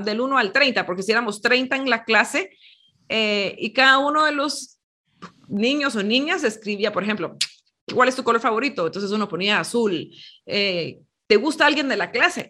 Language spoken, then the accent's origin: Spanish; Guatemala; aquí en Guatemala, cuando yo era jovencita